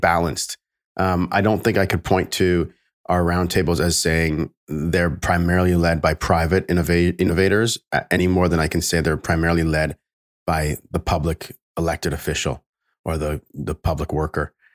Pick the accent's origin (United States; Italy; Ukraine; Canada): Canada; I'm Canadian